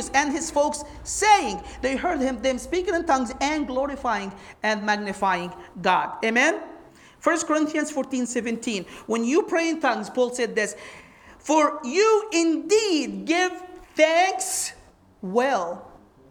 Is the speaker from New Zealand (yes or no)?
no; Egypt; first language Arabic; English is a second language; moved away; I'm from Egypt, I speak Arabic.